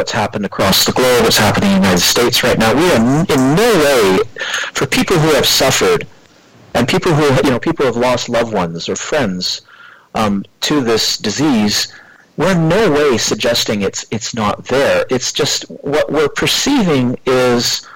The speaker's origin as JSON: {"language": "English", "country": "Canada", "also_born_or_lived": "North Vancouver, British Columbia", "said": "I come from Canada. I live on the west coast of Canada in a city called Vancouver, Metro Vancouver, North Vancouver to be exact"}